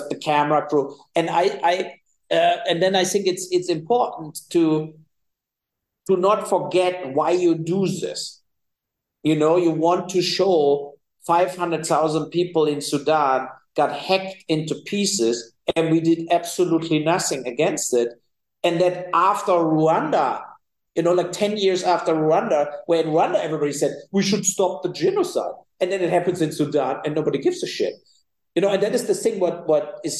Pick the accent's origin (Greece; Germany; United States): Germany; Cologne, North Rhine-Westphalia; I'm from the West, right? So from Cologne, it's the North Rhine-Westphalia is the most populated area in Germany